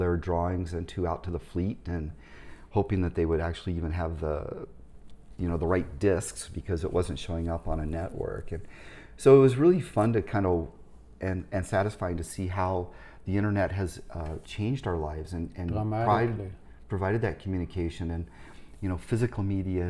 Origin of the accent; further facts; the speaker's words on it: Indianapolis, Indiana, United States; moved away as an adult; I was born and raised in Indianapolis